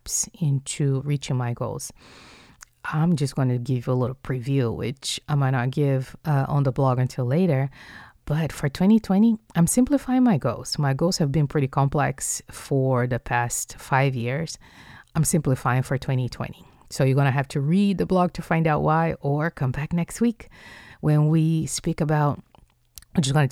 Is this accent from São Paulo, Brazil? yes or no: no; Rio de Janeiro, Brazil; moved away; I'm from Rio de Janeiro, which is southeast.